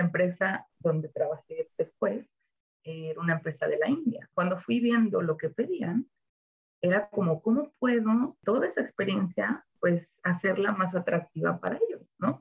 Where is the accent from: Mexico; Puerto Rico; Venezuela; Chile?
Mexico; Ocotlán, Jalisco; moved away as an adult; also born or lived in Zamora, Michoacán / Guadalajara / Los Cabos; nací en Zamora, Michoacán, ah. así que de hecho soy michoacana, pero eh, viví desde que tenía un año en Ocotlán, Jalisco